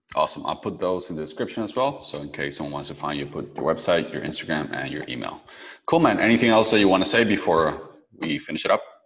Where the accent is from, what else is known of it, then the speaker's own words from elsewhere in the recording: Venezuela; also born or lived in San Francisco; now in Playa del Carmen, Mexico; I'm from Venezuela, so I'm used to tropical weather.